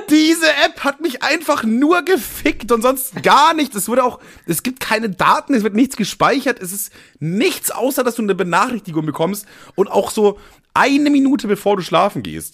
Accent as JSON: {"language": "German", "country": "Germany", "said": "ich bin auch stolz, Deutscher zu sein"}